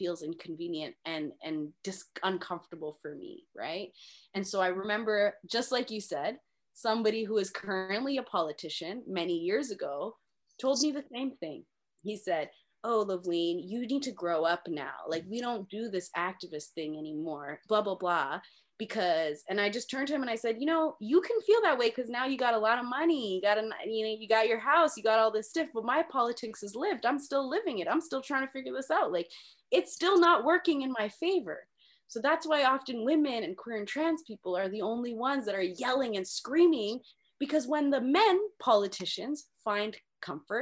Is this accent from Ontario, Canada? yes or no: yes; Mississauga, Ontario, Canada; I was from the suburbs. I was from Mississauga